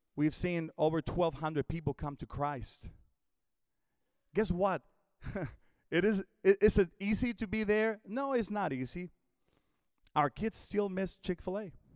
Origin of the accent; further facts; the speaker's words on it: Mexico; moved away as an adult; also born or lived in Houston, Texas / Northwest Arkansas; I was born in Mexico, but about, uh, seventeen, eighteen years ago, the Lord called us to come to the States